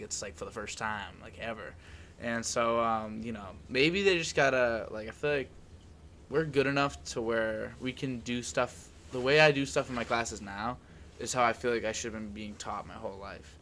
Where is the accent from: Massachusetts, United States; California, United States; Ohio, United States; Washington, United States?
Massachusetts, United States; Medford